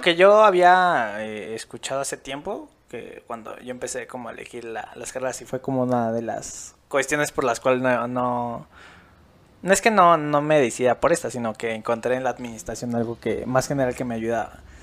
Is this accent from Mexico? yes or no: yes; Mexico; nosotros como mexicanos